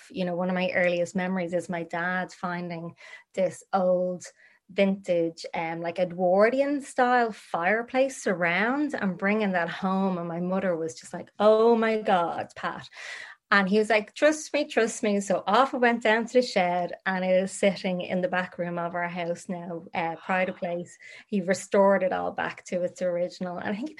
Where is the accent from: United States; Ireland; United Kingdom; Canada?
Ireland; Dublin, Leinster; born and bred in Dublin, from kind of more inner city, moved out to the outskirts of Finglas when I was a wee baba, I suppose. So I was brought up in Finglas.